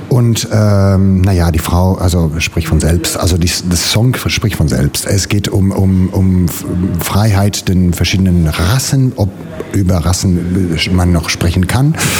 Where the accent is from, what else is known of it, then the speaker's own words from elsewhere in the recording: Italy; German is a second language; now in Germany; als Italiener hier in Deutschland